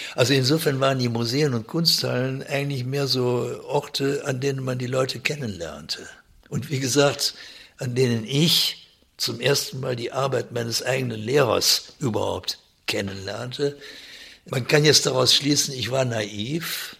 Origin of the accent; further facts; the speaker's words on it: Germany; bei uns in Deutschland